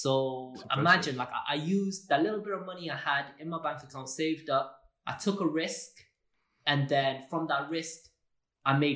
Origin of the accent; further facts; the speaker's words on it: Wales, United Kingdom; I'm from Wales. I'm Welsh, yeah? I'm a Welsh designer.